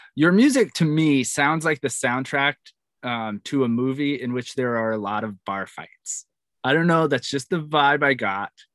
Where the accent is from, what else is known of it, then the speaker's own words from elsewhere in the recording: New York, United States; I'm from New York